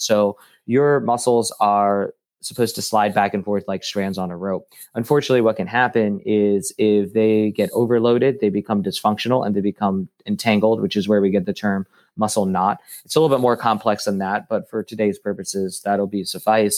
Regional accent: Cincinnati, Ohio, United States; moved away as an adult; also born or lived in Denver / Florida; now in Bradenton, United States; I'm from Cincinnati and then went to, uh, grad school, at University of Cincinnati

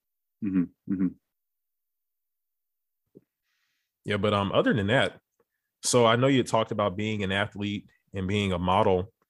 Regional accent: Beaumont, Texas, United States; My hometown is maybe about like 30, 45 minutes from Louisiana border. So I can only imagine. So I'm from Beaumont

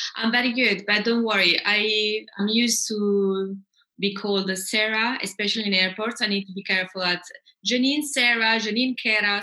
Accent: Italy; moved away as an adult; also born or lived in England / Austria / France / Uganda; I'm half Italian, half Scandinavian, but I grew up a bit in England and uh, Austria. Then I moved to Italy, where I grew up most of my life.

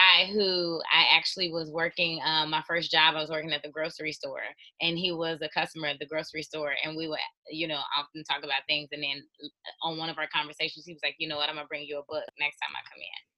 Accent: Chicago, Illinois, United States; I'm from Chicago, the south side of Chicago, born and raised

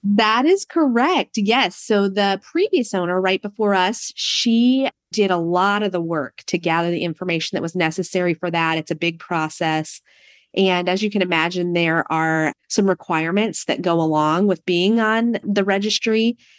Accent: Prince of Wales Island, Southeast Alaska, United States; moved away as an adult; also born or lived in Fairbanks, Alaska / Corvallis, Oregon; now in Monmouth, United States; we're all from Southeast Alaska on an island called Prince of Wales Island

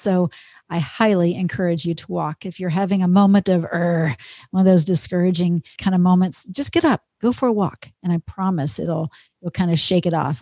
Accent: Texas, United States; moved away as an adult; also born or lived in Minnesota; now in Minneapolis, United States; I grew up in Texas. I'm a Texas girl and always will be

